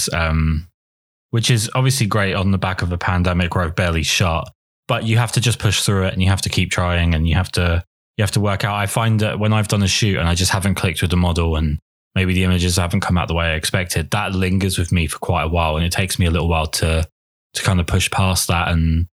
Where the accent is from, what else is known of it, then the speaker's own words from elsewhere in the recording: England, United Kingdom; I'm English